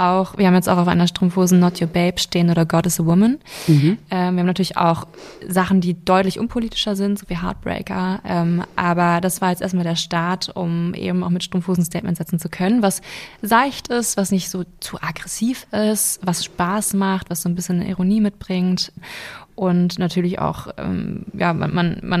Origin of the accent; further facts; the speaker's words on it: Lower Saxony, Germany; now in Berlin, Germany; Ich komme ursprünglich aus Niedersachsen und lebe jetzt seit zwei Jahren in Berlin